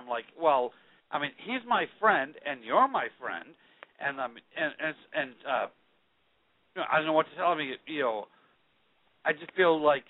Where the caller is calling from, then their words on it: Boston, Massachusetts, United States; This is your friend … I'm 41 from Boston.